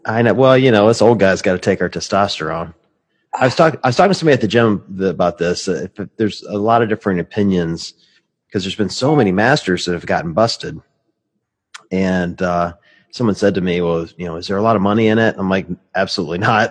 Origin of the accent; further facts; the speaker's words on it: Cleveland, Ohio, United States; Cleveland is a metropolitan city